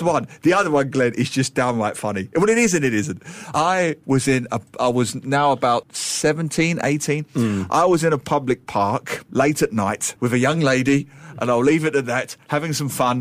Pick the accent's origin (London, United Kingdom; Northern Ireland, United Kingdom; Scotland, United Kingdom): London, United Kingdom; I grew up in East London